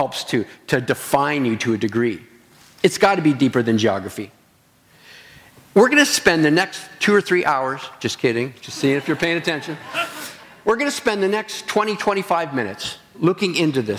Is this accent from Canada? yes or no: yes; Stratford, Ontario, Canada; moved away as an adult; now in British Columbia, Canada; I'm from Stratford.